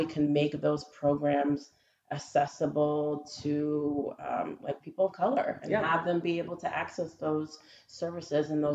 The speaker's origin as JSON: {"language": "English", "town": "Methuen", "region": "Massachusetts", "country": "United States", "tie": "born or raised there", "moved": "as an adult", "lives_now": "Rhode Island, United States", "said": "I grew up in Methuen, Massachusetts"}